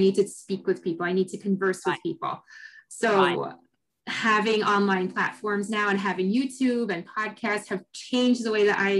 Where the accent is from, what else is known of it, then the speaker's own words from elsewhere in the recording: New York, United States; I'm from New York. I'm from the East Coast.